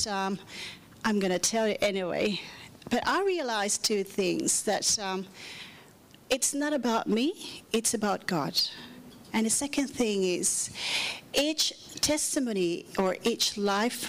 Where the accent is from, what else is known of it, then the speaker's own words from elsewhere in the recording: Manila, Metro Manila, Philippines; now in Perth, Australia; I grew up and born in Manila, Philippines